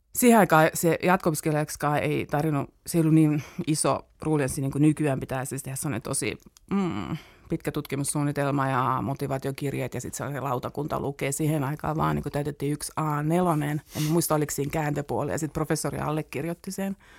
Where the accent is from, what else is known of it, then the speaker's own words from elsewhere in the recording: Turku, Southwest Finland, Finland; moved away as an adult; now in Helsinki, Finland; mä olen siellä syntynyt ja siellä koulut käyneestä tulin tänne opiskelemaan